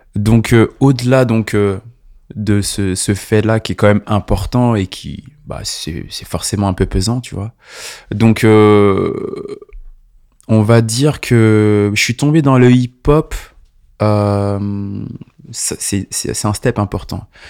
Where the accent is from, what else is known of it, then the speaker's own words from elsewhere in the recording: La Rochelle, Nouvelle-Aquitaine, France; moved away as an adult; also born or lived in Montreuil; now in Paris, France; Je suis né à La Rochelle, donc à quatre cent cinquante kilomètres d'ici. Et ça fait à peu près quinze ans que je suis sur Paname